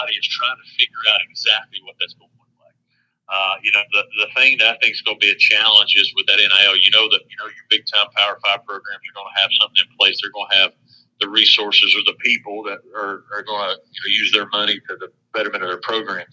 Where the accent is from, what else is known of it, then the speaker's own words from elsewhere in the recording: East Tennessee, United States; born and raised in East Tennessee